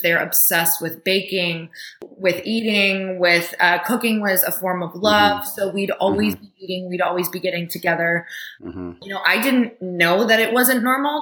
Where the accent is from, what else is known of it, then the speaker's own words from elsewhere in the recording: Upper Michigan, United States; I grew up in Upper Michigan in a tiny town